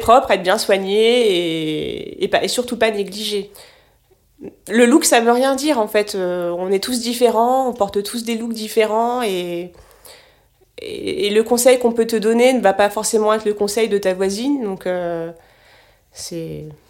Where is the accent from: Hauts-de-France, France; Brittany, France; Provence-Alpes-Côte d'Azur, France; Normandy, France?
Normandy, France; Cherbourg; j'ai grandi en Normandie, sur la presqu'île du Cotentin. Donc euh, j'ai grandi à Cherbourg.